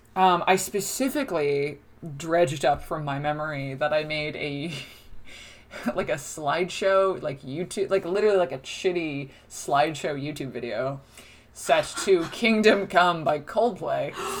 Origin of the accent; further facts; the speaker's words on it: Toms River, New Jersey, United States; moved away as an adult; also born or lived in Boston; now in Dublin, Ireland; I'm from Tom's River, which is where Seaside Heights is